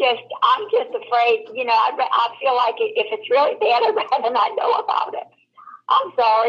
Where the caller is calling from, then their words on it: New Orleans, Louisiana, United States; I'm calling from New Orleans, Louisiana.